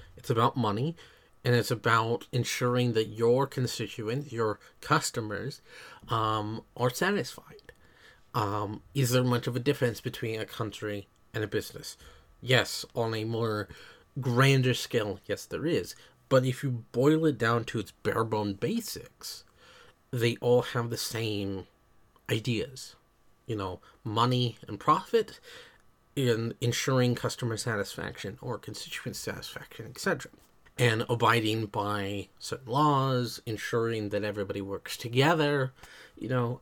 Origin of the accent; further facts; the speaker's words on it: United States; I am American